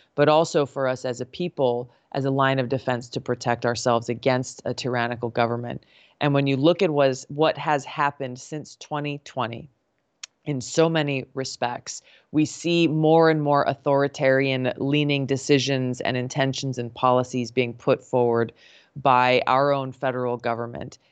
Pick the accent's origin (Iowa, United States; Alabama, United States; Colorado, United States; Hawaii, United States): Hawaii, United States; growing up in Hawaii